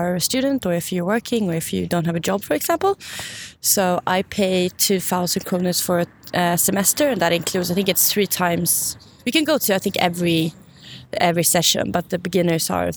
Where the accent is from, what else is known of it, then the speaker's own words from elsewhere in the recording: Stockholm suburbs, Stockholm County, Sweden; also born or lived in Uppsala, Sweden; I'm from Stockholm originally, but not, I'm from the suburbs